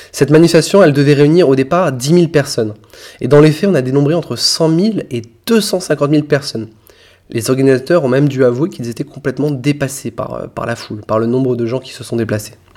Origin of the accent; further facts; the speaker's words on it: France; chez nous en France